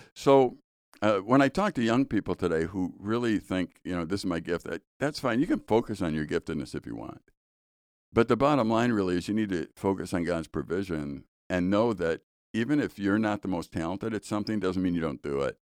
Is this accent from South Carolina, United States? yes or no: no; Chicago, Illinois, United States; when I was in high school, I was growing up in Chicago